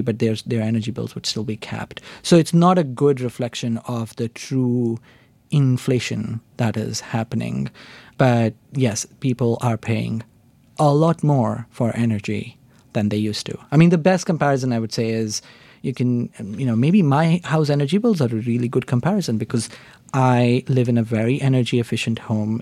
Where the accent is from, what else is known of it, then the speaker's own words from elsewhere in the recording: India; moved away as an adult; also born or lived in Oxford, United Kingdom; I grew up in India. I did an undergraduate degree in India